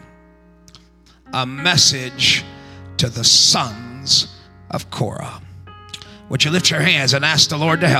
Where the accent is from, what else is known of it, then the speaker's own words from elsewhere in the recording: Texas, United States; I'm from Texas